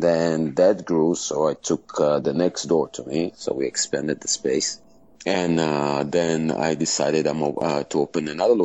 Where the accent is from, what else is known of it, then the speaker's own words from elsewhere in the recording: Israel; I was obviously born and raised in Israel